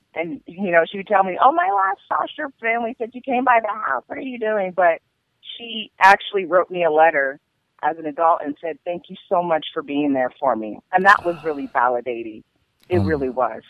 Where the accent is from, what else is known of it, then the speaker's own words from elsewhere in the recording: Seattle, Washington, United States; also born or lived in Tacoma, Washington / Pullman, Washington; I'm from Seattle, Washington, and I've lived here all my life. I was born and raised here